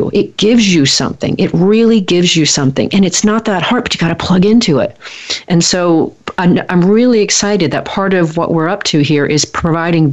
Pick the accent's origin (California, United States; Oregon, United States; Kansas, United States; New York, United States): Oregon, United States; Portland; moved away; I'm from Portland, or from Oregon. I spent many, many years there.